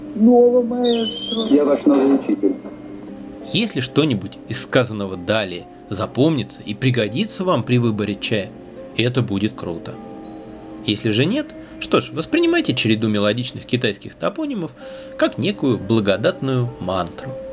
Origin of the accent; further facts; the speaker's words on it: Russia; наша огромная страна